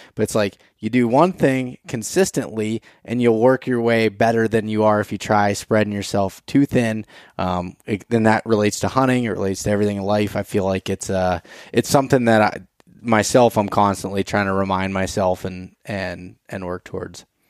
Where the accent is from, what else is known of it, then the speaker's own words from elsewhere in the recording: Pennsylvania, United States; Pennsylvania 'cause that's my home state and where I spend most of my time